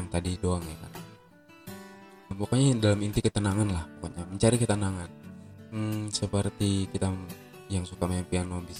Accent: Aceh, Indonesia; Sekarang tuh yang di kampung aku tuh yang di Aceh itu lagi gencar-gencarnya corona guys.

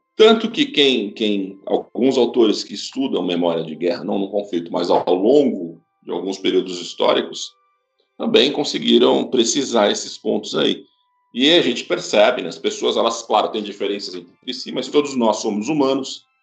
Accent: Brazil; Eu sou brasileiro

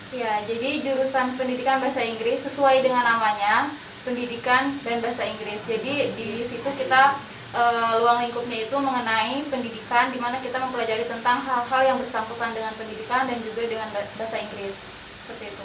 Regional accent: Jambi, Indonesia; moved away; Aku berasal dari Jambi

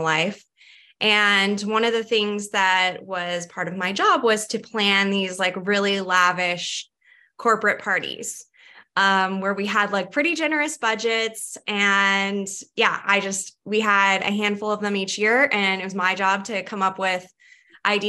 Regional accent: Redding, California, United States; moved away as an adult; also born or lived in Santa Barbara, California; now in Boise, United States; I'm from Northern California, cool. The Redding area specifically

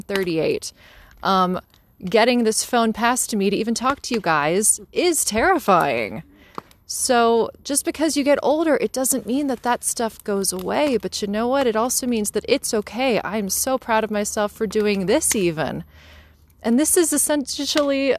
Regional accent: Johnstown, Pennsylvania, United States; from Johnstown, Pennsylvania

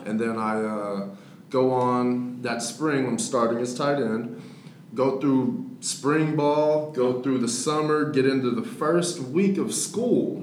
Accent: Dallas, Texas, United States; also born or lived in Victoria, Texas; I was born in Victoria, Texas. Yeah. Uh, some people may know, some people may not know where that's at, but it's down south. And then I came up to Dallas when I was in sixth grade

